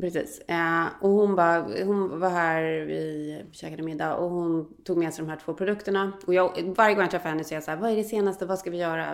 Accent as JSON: {"language": "Swedish", "country": "Sweden", "also_born_or_lived": "United States", "moved": "as an adult", "said": "sen tog jag ju svenskt körkort när jag flyttade hem efter det"}